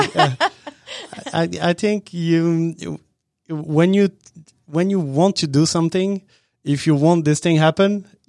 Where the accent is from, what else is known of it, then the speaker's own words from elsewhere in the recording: Avignon, Provence-Alpes-Côte d'Azur, France; English is a second language; moved away as an adult; now in Washington, United States; But, I mean, we are from Avignon is still a small town. And you know, I raised in a small town.